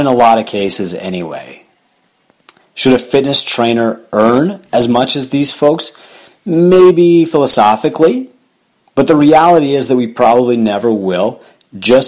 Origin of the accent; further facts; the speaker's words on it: Canada; I'm Canadian